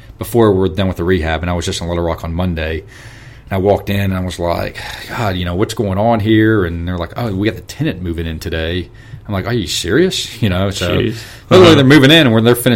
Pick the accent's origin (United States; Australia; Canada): United States; the South; hillbillies from the South